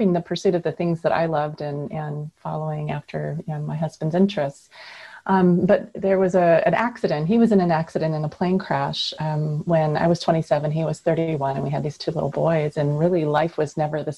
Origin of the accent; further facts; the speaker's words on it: Puget Sound area, Washington, United States; also born or lived in Alaska; I grew up here in the Puget Sound area in the state of Washington